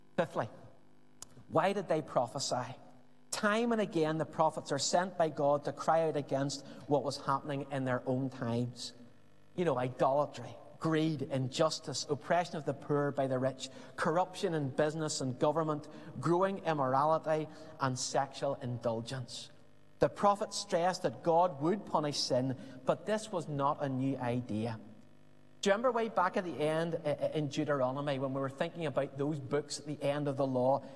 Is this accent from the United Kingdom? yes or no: yes; Belfast, Northern Ireland, United Kingdom; As we would have said growing up in Belfast